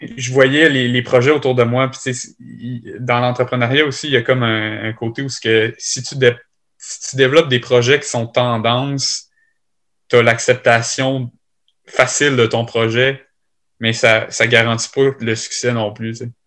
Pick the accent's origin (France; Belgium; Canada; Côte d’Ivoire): Canada; Lévis, Quebec; je suis originaire de Lévis, puis je suis installé à Lévis